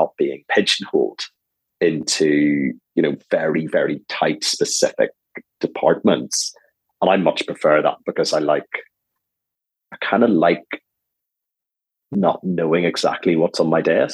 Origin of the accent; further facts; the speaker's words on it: Ireland; moved away as an adult; also born or lived in Dublin / Cayman Islands / British Virgin Islands / United States; now in London, United Kingdom; Being Irish